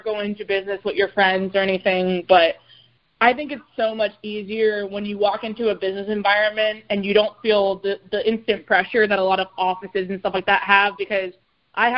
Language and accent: English; Miami, Florida, United States; now in Nashville, United States; I'm originally from Miami